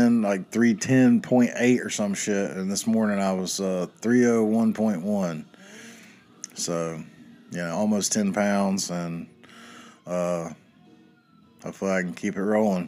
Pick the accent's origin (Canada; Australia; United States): United States; the South; Growing up in the South over the years